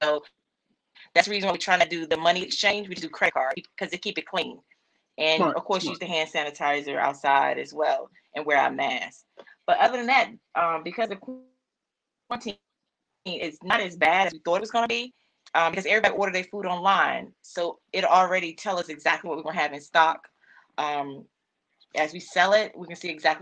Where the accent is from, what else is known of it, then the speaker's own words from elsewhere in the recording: near the South Carolina border, North Carolina, United States; moved away; I grew up in North Carolina, like South Carolina borderline